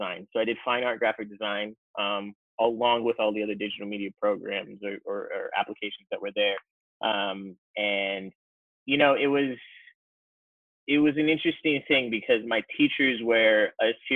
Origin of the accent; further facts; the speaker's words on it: Fort Lauderdale, Florida, United States; also born or lived in New York / Orlando / Jamaica (ancestry); I grew up mainly in Florida, South Florida, north of Miami, Fort Lauderdale is where kind of call home